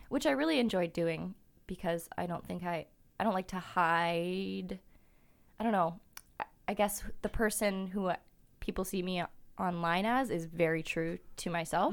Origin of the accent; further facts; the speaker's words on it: Kelowna, British Columbia, Canada; moved away as an adult; now in Vancouver, Canada; I'm from Kelowna and it's a small town